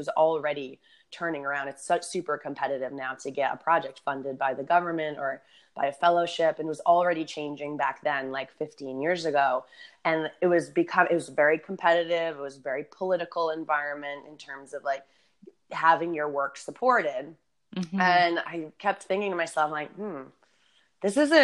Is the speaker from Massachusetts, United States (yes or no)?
yes; Boston, Massachusetts, United States; moved away as an adult; also born or lived in San Diego; growing up in Boston and winters, like moving to San Diego felt like a dream